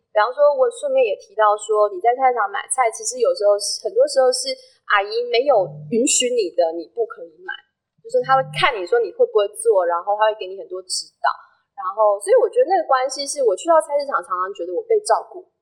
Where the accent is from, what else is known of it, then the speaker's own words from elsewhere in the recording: Taiwan; 可是身为台湾人，就是做台湾公民，